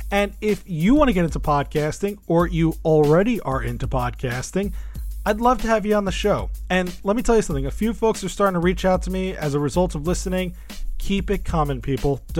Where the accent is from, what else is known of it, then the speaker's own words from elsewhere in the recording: New York, United States; I'm from New York.